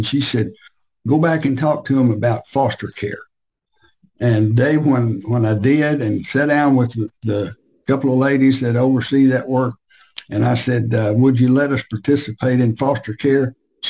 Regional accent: Tupelo, Mississippi, United States; also born or lived in Memphis, Tennessee / Nashville / Mobile / New Orleans; I was born in Memphis and moved to North Mississippi when I was in the first grade, and then finally to Tupelo, and we both graduated from Tupelo High School

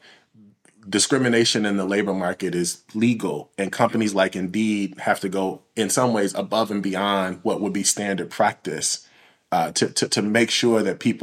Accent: Illinois, United States; in Illinois

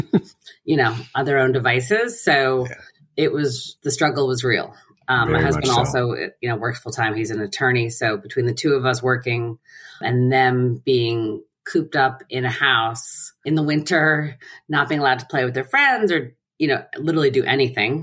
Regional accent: New Rochelle, New York, United States; also born or lived in Pelham, New York; I grew up in New Rochelle, which is about 2 miles from where I currently live, next town over

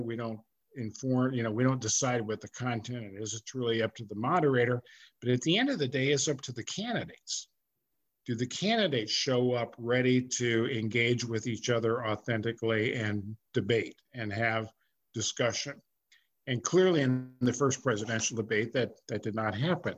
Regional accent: California, United States; I was growing up in California

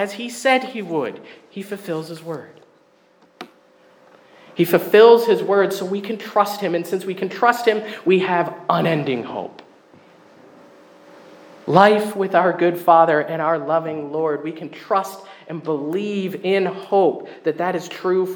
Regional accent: Burlington, Ontario, Canada; moved away as an adult; now in Windsor, Canada; I grew up in Burlington

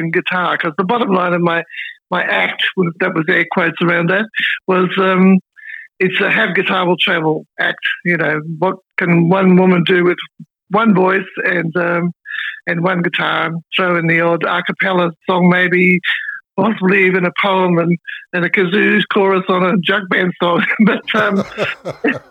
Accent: Melbourne, Victoria, Australia; moved away as an adult; also born or lived in Sydney / Brisbane / East Gippsland; Up Melbourne, and I'm back in Melbourne. I was, my first 3 decades of my life were based in Melbourne

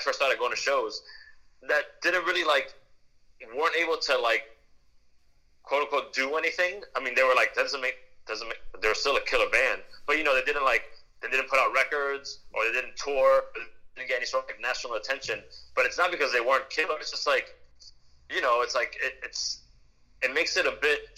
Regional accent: Miami, Florida, United States; We're playing in a rock and roll band or whatever you want to call it, a garage band or a punk band, whatever. Like, and we're from Miami

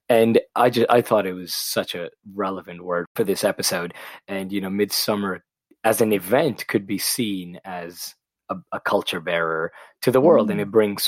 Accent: Pakistan; also born or lived in Middle East; growing up in the Middle East and in Pakistan, whenever somebody mentioned the UK, they said, oh, you're going to London.

